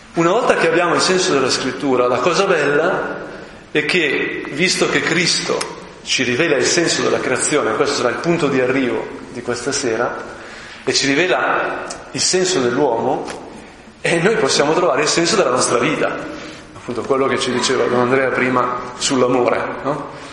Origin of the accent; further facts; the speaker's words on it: Brianza, Lombardy, Italy; sono brianzolo, no? terra veramente mm, rurale, eccetera, eccetera, di artigiani